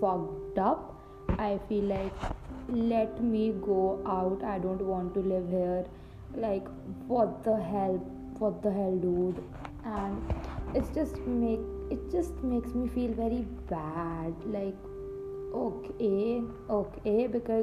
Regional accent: Ludhiana, Punjab, India; also born or lived in Chandigarh; I came to my hometown, that is Ludhiana

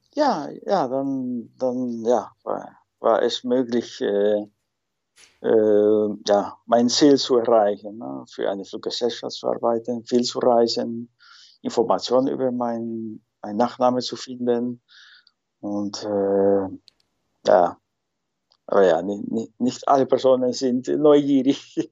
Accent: Lima, Peru; first language Spanish; German is a second language; moved away as an adult; now in Netherlands; ich komme ursprünglich aus Lima, die Hauptstadt äh, von Peru.

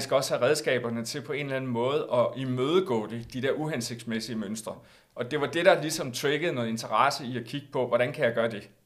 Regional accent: Aarhus, Central Denmark Region, Denmark; moved away; jeg valgte jo så at flytte på det tidspunkt øh, her, altså til Jylland, til Aarhus, mm. hvor jeg kommer fra oprindeligt

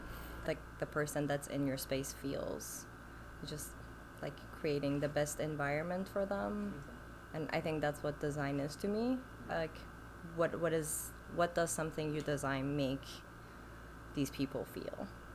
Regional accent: Iran; So, as you said … I'm originally from Iran, moved around quite a bit.

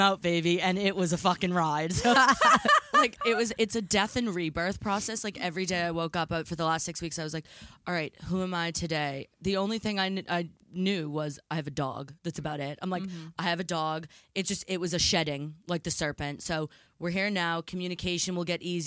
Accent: near Salem, Massachusetts, United States; now in England; growing up near Salem, Massachusetts

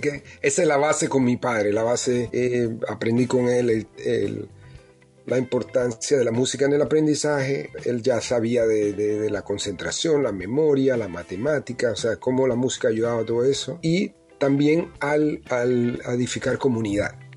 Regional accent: Panama City, Panama; moved away as an adult; now in United States; yo crecí en, en Pueblos Nuevos, en Pueblo Nuevo, en Calle Tercera, y después nos mudamos para Altos de Cerro Viento, donde fue que pasé mi etapa de los 10 hasta allá, que me fui, que me vine a Estados Unidos

